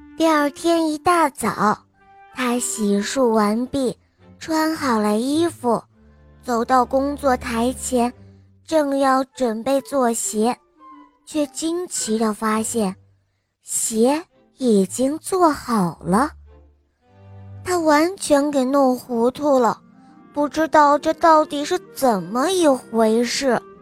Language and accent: Chinese; Berlin, Germany; 我今年六岁了，我来自德国柏林